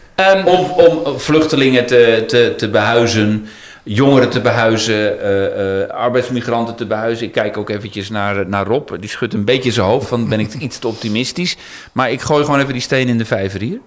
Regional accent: Netherlands; als Nederlanders

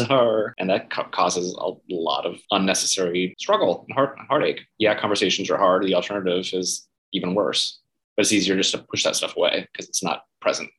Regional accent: Gainesville, Florida, United States; moved away; also born or lived in St. Petersburg, Florida; I grew up in Gainesville, Florida. So, uh, north central Florida, big college town where the University of Florida is.

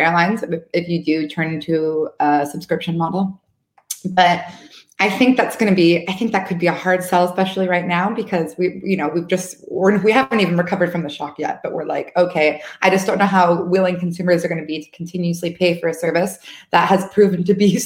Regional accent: United States; moved away; I'm from the States, and it's, you know, everyone has credit cards there

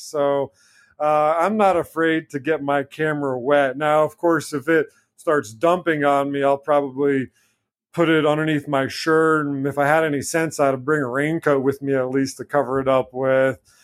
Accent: Blue Ridge Mountains, Virginia, United States; also born or lived in Kentucky; now in North Carolina, United States; When I was younger, growing up in the Blue Ridge Mountains in Virginia

